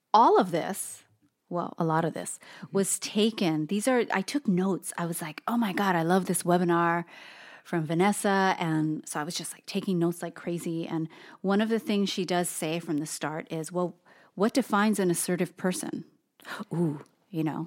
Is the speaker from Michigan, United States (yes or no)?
no; Hawaii, United States; Japanese, Filipino, even some Chinese, born and raised in Hawaii